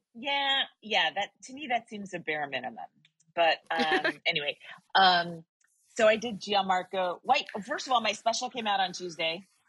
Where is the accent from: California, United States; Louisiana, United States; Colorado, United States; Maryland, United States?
California, United States; I'm from California